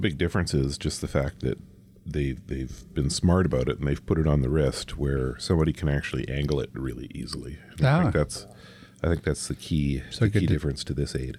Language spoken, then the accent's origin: English; Canada; being that I'm Canadian